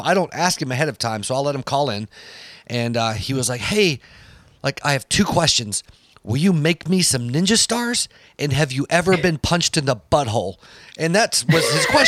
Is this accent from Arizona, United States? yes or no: no; San Bernardino, California, United States; also born or lived in Bay Area, California / Petaluma, California; I was born in California. It just as a conversation point. And they're like, oh, where? And I'm like, ah, San Bernardino